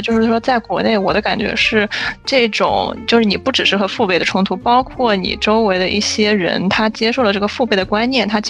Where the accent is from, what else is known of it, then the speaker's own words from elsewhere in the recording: China; now in United States; 我本身是中国人